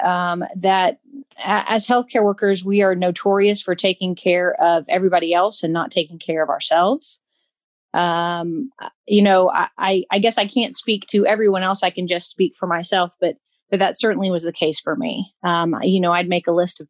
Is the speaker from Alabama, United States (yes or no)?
yes; Alabama, United States; moved away as an adult; also born or lived in Tennessee; now in Kentucky, United States; I'm from Alabama originally. I moved up to Tennessee a little over 10 years ago.